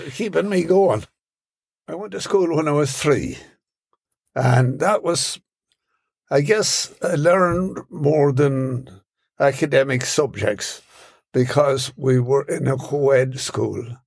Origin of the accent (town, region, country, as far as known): Ireland; born or raised there; now in New York City, United States